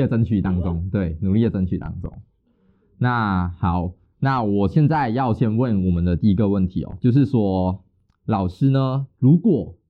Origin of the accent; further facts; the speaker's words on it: Malaysia; 好，大家好，我是来自呃马来西亚的，就是测谎专测谎专家。